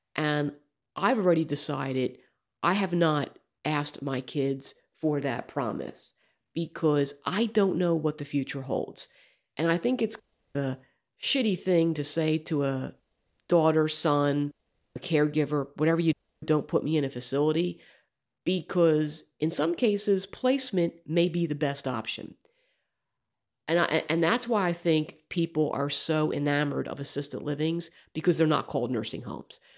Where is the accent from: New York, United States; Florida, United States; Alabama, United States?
Alabama, United States; my home state of Alabama